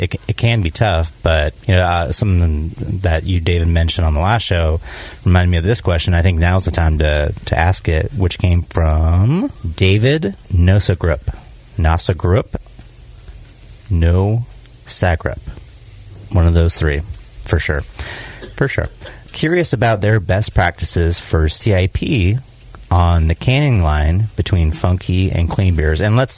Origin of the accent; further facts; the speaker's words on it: Australia; I'm Aussie woman.